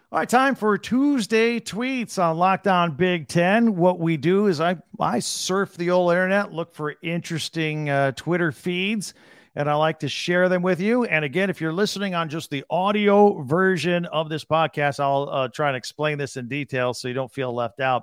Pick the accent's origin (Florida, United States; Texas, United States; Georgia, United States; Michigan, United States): Michigan, United States; I was born in Michigan